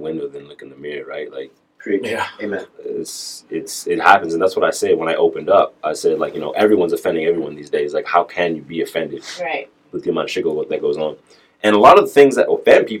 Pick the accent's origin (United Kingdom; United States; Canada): Canada; Calgary, Alberta; me growing up in Calgary, Alberta, Canada